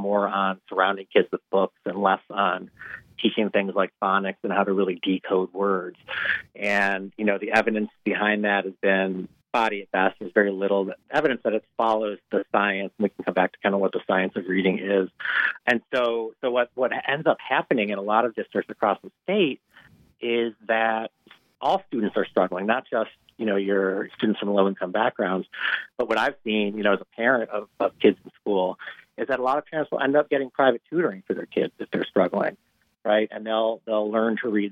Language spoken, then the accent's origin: English; Rochester, New York, United States; my hometown of Rochester